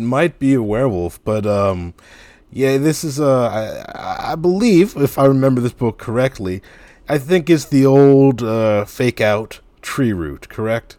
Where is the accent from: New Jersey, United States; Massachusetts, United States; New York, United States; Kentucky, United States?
New Jersey, United States; Piscataway; when I was growing up in Piscataway